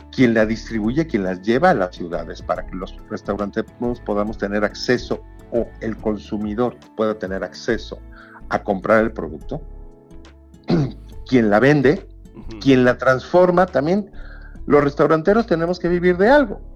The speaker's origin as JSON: {"language": "Spanish", "country": "Mexico", "said": "cómo somos los mexicanos"}